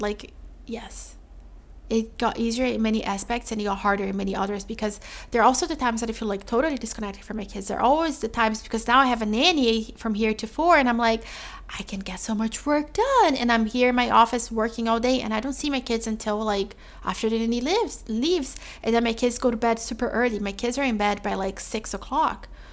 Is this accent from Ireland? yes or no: no; Brazil; moved away; I'm from Brazil.